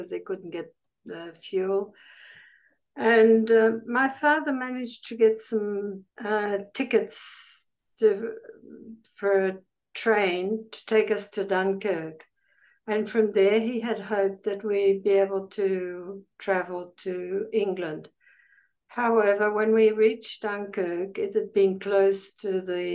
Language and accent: English; Belgium; English is a second language; also born or lived in Sydney, Australia; now in Australia; I was born in Belgium in 1938, the day of the Anschluss.